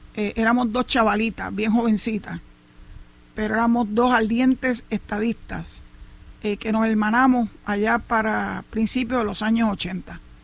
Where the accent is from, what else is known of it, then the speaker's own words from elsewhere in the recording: Puerto Rico; así somos las familias puertorriqueñas